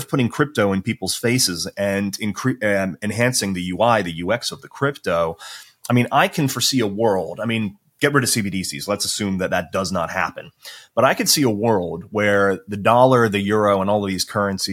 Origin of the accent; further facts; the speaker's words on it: United States; now in Europe; I'm an American.